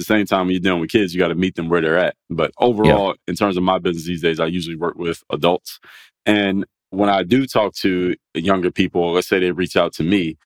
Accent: Philadelphia, Pennsylvania, United States; I come from Philadelphia

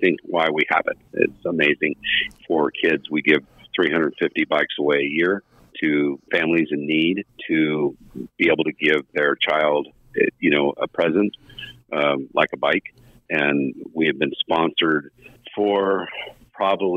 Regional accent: Southern California, United States; moved away; I grew up down in Southern California

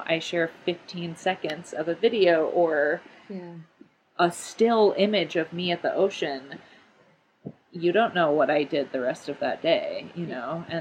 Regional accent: Grand Rapids, Michigan, United States; moved away as an adult; also born or lived in Ann Arbor, Michigan; now in Bay Area, United States; I grew up in Grand Rapids.

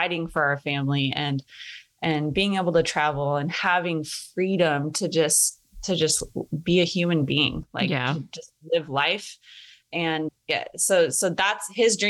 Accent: North Idaho, United States; I am from North Idaho and I grew up around guns

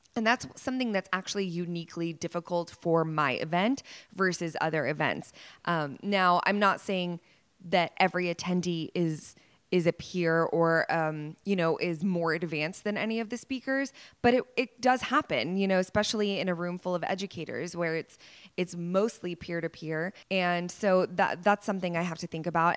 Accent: Dallas, Texas, United States; born or raised there

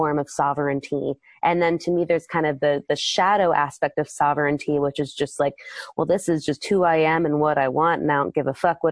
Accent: East Coast, United States; moved away as an adult; also born or lived in Maryland / California; I'm from the East Coast originally

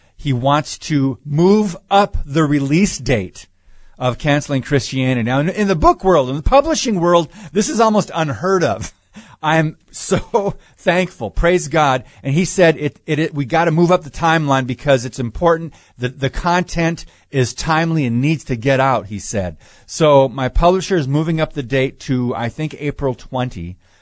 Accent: United States; I am an American

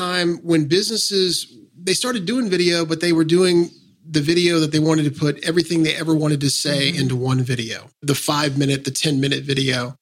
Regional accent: Kansas City, Missouri, United States; I grew up in Kansas City, South Kansas City. I'm a Northlander now

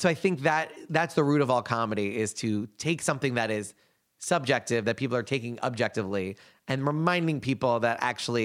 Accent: United States; being an American

